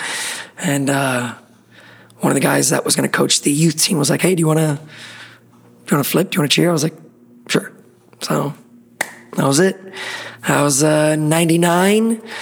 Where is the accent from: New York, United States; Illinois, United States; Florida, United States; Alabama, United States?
Florida, United States; Miami; born and raised in Miami. Been there my whole life